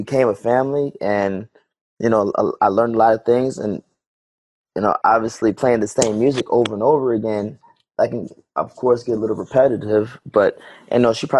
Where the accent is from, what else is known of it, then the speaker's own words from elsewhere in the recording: New York, United States; also born or lived in Germany / Georgia; I was born in Germany, but I lived in like five different states. You know what I'm saying? I grew up more so in New York, and between New York and Georgia